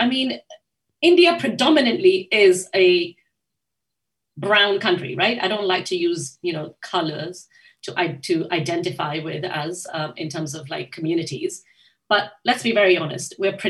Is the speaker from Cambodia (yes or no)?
no; Japan; Growing up in Japan, I used to remember waiting for those, you know, those video cassettes